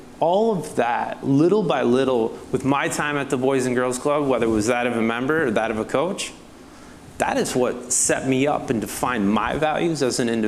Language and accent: English; La Crosse, Wisconsin, United States; moved away as an adult; also born or lived in Minneapolis, Minnesota; now in Atlanta, United States; I was raised here in La Crosse, Wisconsin